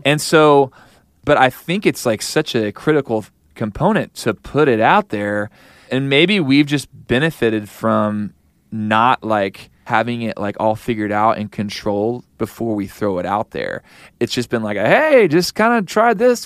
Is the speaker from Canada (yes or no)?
no; Kansas City, United States; I'm from Kansas City